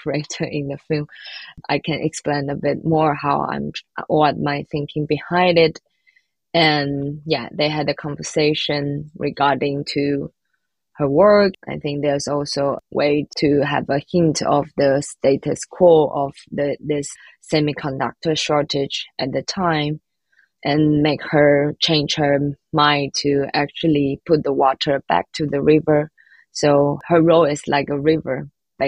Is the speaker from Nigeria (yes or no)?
no; Taiwan; moved away as an adult; also born or lived in Leipzig, Germany; now in Berlin, Germany; where I come from and what is the environment like influenced me from the childhood until now